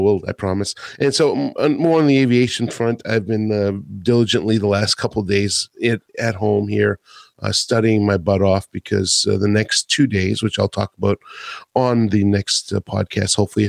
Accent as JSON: {"language": "English", "town": "Atlanta", "region": "Georgia", "country": "United States", "tie": "born or raised there", "said": "in my hometown here in Atlanta."}